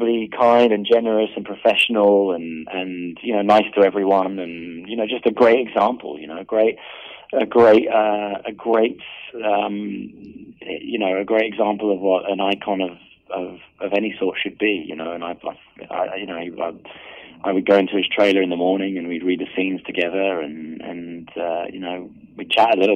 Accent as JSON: {"language": "English", "country": "United Kingdom", "said": "I'm British"}